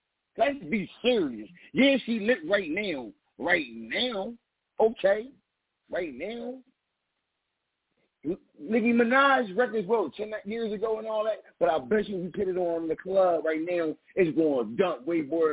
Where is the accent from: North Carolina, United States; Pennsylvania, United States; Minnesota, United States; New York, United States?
Pennsylvania, United States; Philadelphia; I'm from Philly, baby.